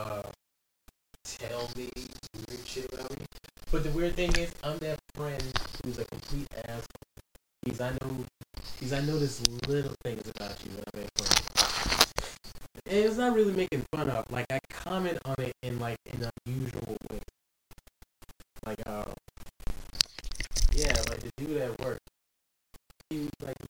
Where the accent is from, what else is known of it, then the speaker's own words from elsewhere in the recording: United States; being American